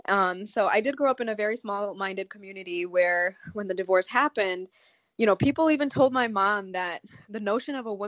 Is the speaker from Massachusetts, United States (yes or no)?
no; Chicago, Illinois, United States; I grew up in Chicago, Illinois. I was born mm-hmm. and raised in the States.